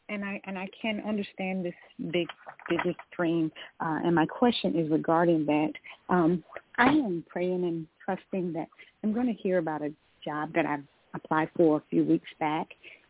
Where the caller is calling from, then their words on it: Georgia, United States; I'm calling from Georgia.